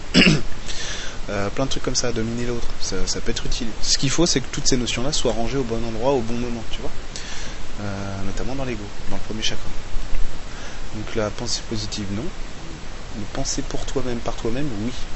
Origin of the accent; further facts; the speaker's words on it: France; chez nous, en Occident, en France